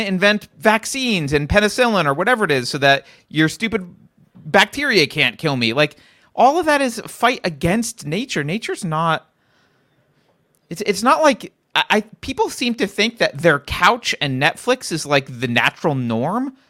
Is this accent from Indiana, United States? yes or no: no; California, United States; as a Californian